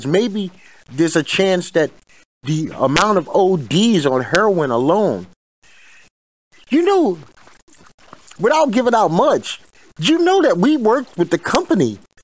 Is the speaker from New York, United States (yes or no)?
yes; New York City, New York, United States; I'm from Bed-Stuy